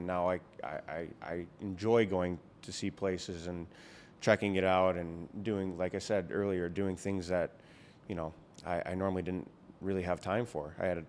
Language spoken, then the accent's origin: English; Buffalo, New York, United States; my Buffalo sports. You know, if I'm not playing, I'm in the stands. So it's a pleasure to play for my hometown.